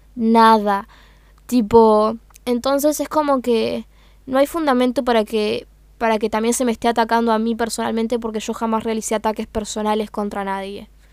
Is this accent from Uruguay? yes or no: yes; Uruguay; accent: Uruguayan (English); mi inglés es uruguayo.